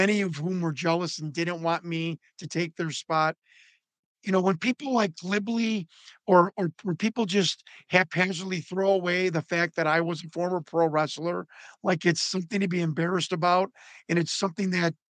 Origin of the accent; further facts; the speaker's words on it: Chicago, Illinois, United States; I'm from Chicago. We grew up like four blocks away from each other in like the Italian, Northwest Italian side of Chicago